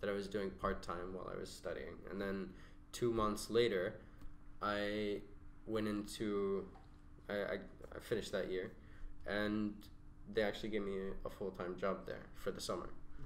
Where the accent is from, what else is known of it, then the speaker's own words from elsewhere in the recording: Saudi Arabia; moved away as an adult; now in United Arab Emirates; I grew up in Saudi